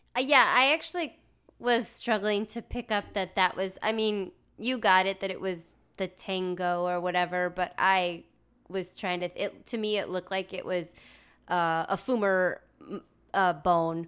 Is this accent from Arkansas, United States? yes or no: yes; Arkansas, United States; I'm from Arkansas.